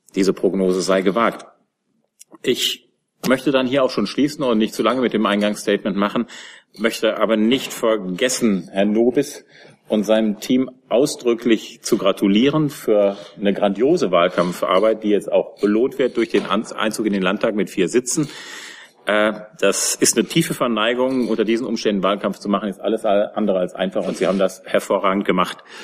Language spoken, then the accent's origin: German; Germany; als, als Deutsche